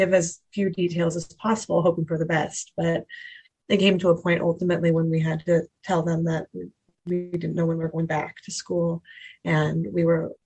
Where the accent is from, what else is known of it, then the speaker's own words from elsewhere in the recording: Boise, Idaho, United States; I was born and raised in Boise, Idaho. So I've lived here my entire life